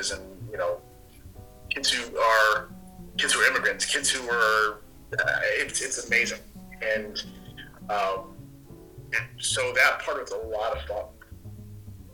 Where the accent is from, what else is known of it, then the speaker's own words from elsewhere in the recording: Connecticut, United States; moved away as an adult; also born or lived in Pennsylvania / Vermont / Midwest; I grew up in New England, in Connecticut